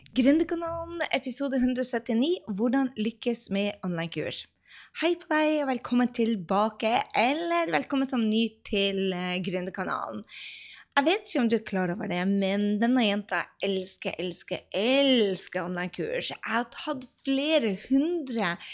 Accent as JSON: {"language": "Norwegian", "area": "Andøya", "region": "Nordland", "country": "Norway", "said": "der jeg kommer fra, fra Andøya, så er det 4000 mennesker"}